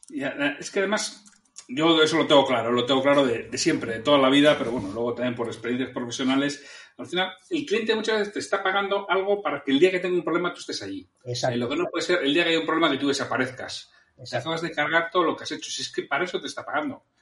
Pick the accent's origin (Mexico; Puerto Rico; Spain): Spain; Bilbao, Basque Country; yo soy de Bilbao